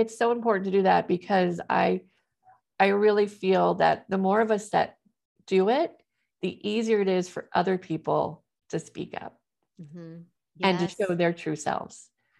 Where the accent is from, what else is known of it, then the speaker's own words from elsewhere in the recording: Missouri, United States; also born or lived in Ohio; I was born in Ohio, church there. Then we moved to Missouri.